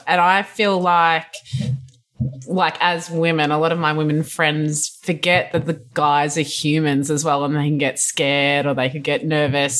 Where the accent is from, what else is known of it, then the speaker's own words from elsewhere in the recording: Australia; now in California, United States; being an Aussie and whatnot here